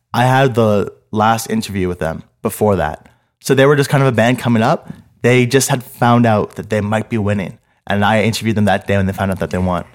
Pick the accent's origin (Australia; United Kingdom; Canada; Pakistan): Canada; Montreal, Quebec; I grew up in Montreal my whole life.